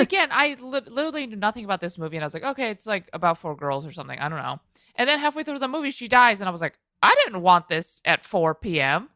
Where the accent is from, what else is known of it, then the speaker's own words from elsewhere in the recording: Midwest, United States; I'm from the Midwest.